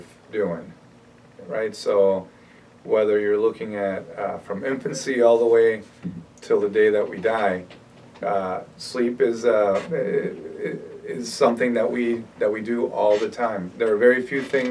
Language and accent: English; Minneapolis, Minnesota, United States; moved away as an adult; also born or lived in New Orleans, Louisiana / Chicago, Illinois; now in Chicago area, United States; I grew up in Minneapolis